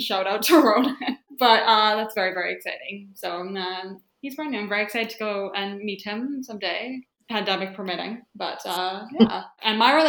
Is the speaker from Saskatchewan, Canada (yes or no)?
yes; Regina, Saskatchewan, Canada; moved away as an adult; now in Montreal, Canada; My pronouns are she, her. I'm from Regina, Saskatchewan, but I just moved to Montreal last year for grad school, and I'm here for however long I'm going to be here.